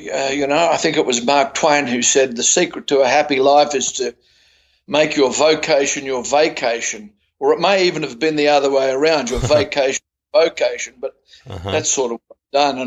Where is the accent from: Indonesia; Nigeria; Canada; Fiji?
Fiji; also born or lived in Sydney, Australia; now in Australia; I was born in Fiji and grew up there